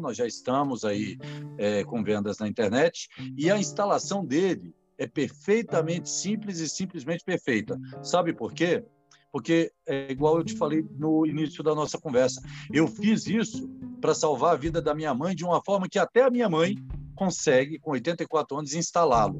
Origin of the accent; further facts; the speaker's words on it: Brasília, Federal District, Brazil; aqui em Brasília, eu sou de Brasília